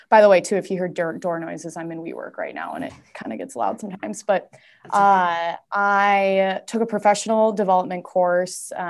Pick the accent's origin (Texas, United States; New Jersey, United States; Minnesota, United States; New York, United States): Minnesota, United States; Saint Paul; um, let's see, I'm from St. Paul, so I'm from the Twin Cities area. Um, I live in Minneapolis now, but I have moved many different times.